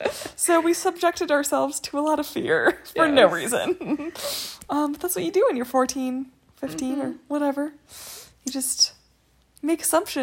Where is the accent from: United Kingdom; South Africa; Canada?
South Africa; I had on there that I was from South Africa.